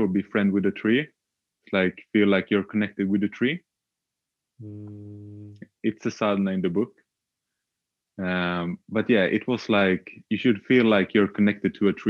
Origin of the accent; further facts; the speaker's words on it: Sweden; also born or lived in Australia; I'm Swedish, born and raised in Sweden